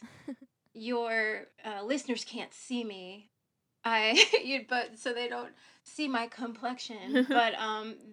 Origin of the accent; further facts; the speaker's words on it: Ohio, United States; moved away; I'm from Ohio, the other O state, not Oregon. So I grew up in Ohio